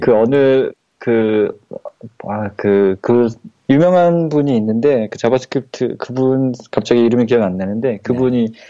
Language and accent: Korean; South Korea; first language Korean; 처음에 한국에 태어났으니까 한국어를